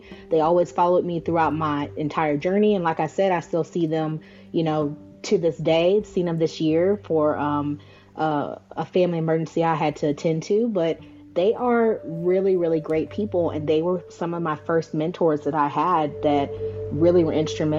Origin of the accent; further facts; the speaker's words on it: Virginia, United States; moved away as an adult; now in Oklahoma, United States; I'm actually not from Oklahoma. I was born and raised in Virginia.